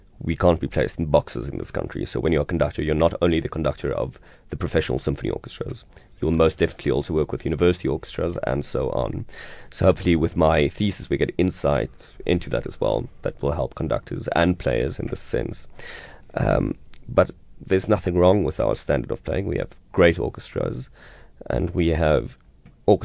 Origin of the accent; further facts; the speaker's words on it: South Africa; As South African conductors and South African leaders and South African musicians